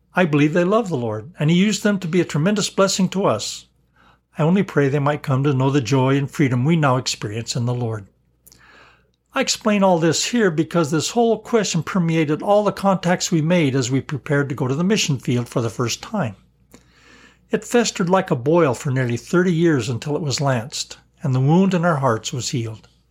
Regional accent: Colorado, United States; I was an outsider from Colorado with family ties in Arkansas.

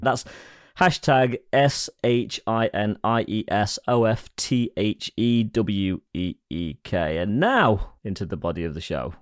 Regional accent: England, United Kingdom

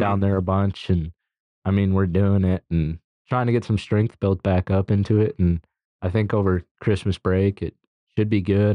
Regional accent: Dickinson, North Dakota, United States; moved away as an adult; I'm from Dickinson

